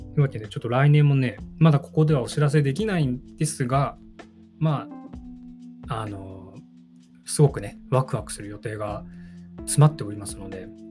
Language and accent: Japanese; Hokkaido, Japan; now in Tokyo, Japan; 北海道で生まれ育った